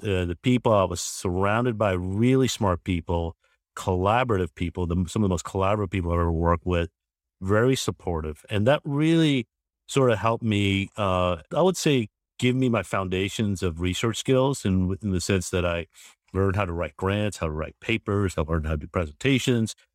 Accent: Georgia, United States; I'm originally from Georgia itself.

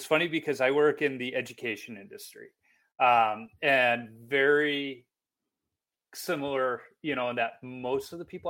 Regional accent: Chicago, Illinois, United States; moved away as an adult; now in Minnesota, United States; I grew up in Chicago, I now live in Minnesota.

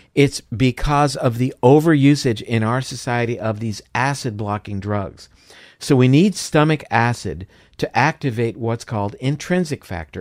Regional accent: Florida, United States; I'm from Florida, so uh, orange juice is a big thing there

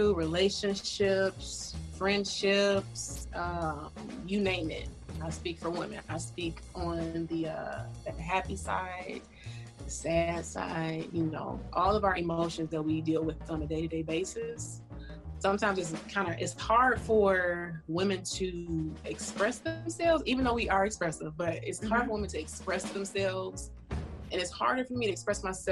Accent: Detroit, Michigan, United States; I am born and raised in Detroit, Michigan, off of 8 Mile

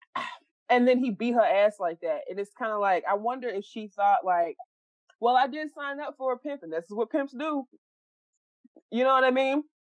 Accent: Dallas, Texas, United States; We are all from Dallas.

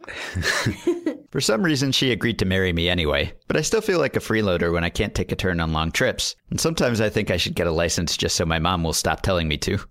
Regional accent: New York City, New York, United States; I grew up in Manhattan, and so I never needed to drive.

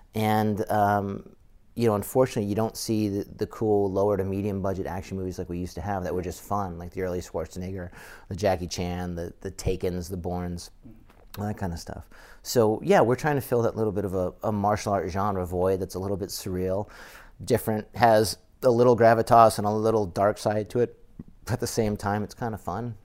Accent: Massachusetts, United States; I grew up in Massachusetts

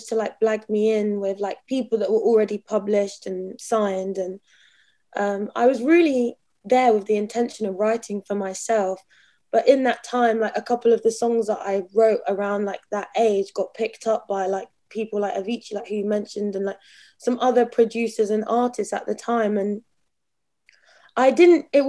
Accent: Brighton, South East England, United Kingdom; growing up in Brighton, like really normal family

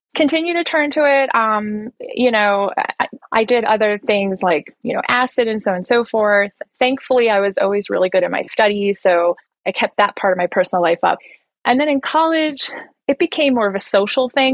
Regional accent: New Jersey, United States; moved away as an adult; now in Colombia; I'm originally from New Jersey

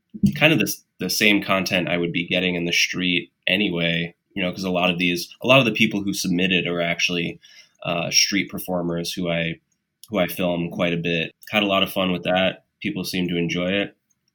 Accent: New York, United States; I'm born and raised in New York and I don't have an accent.

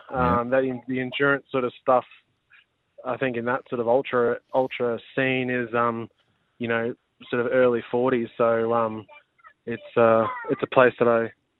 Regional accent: Queensland, Australia; now in Sunshine Coast, Australia; No, I grew up in Brizzy Hills.

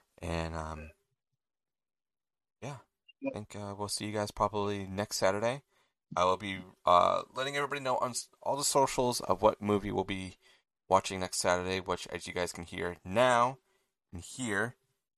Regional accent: England, United Kingdom; You know, we watch, obviously we're English, and who knows, maybe you guys are from a different country.

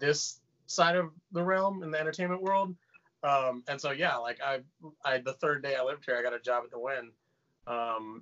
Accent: Austin, Texas, United States; moved away as an adult; now in Las Vegas, United States; I was born and raised in Austin.

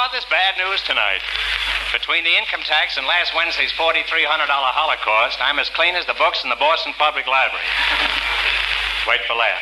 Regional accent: Travancore, Kerala, India; moved away as an adult; now in United States; Travancore, India

